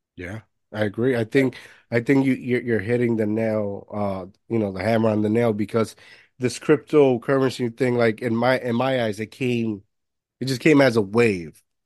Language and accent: English; Puerto Rico; moved away; also born or lived in Jersey City, New Jersey; I grew up in Puerto Rico